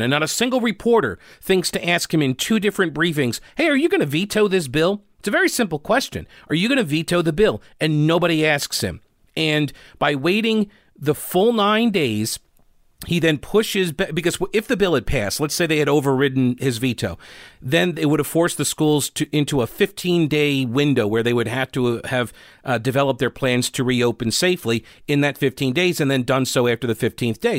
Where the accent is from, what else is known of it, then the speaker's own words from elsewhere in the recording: United States; now in North Carolina, United States; I'm originally from New York